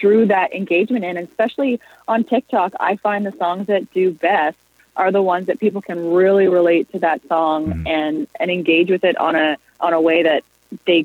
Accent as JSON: {"language": "English", "region": "Prince Edward Island", "country": "Canada", "moved": "as an adult", "lives_now": "Toronto, Canada", "said": "I'm from Prince Edward Island, and I moved to Toronto when I was 19"}